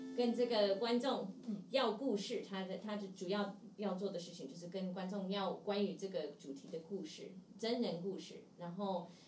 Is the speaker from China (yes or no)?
no; Seattle, Washington, United States; Chinese is a second language; moved away as an adult; now in Taiwan; 因为我是西雅图人，美，美国西雅图人